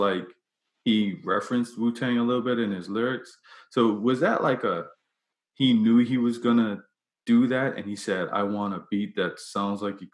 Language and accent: English; Bermuda; I grew up in Bermuda